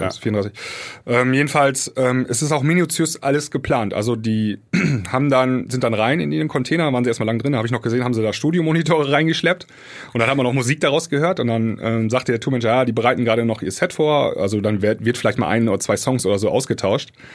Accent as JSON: {"language": "German", "country": "Germany", "said": "für uns Deutsche"}